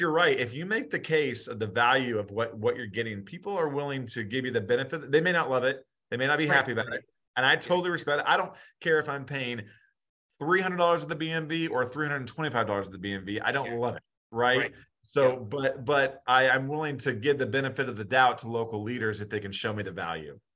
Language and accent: English; Noblesville, Indiana, United States; I'd be mayor of my hometown